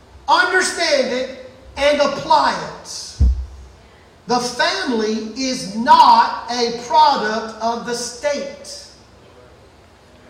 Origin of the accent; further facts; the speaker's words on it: Mississippi, United States; moved away; I am from Mississippi. And if you get me back where I'm from for the least little bit, I will talk like a Mississippi boy